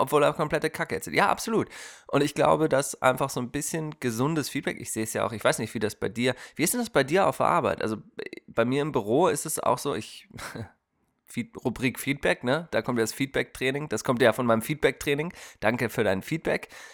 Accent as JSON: {"language": "German", "country": "Germany", "moved": "yes", "lives_now": "Portland, United States", "said": "wir können uns als Deutsche"}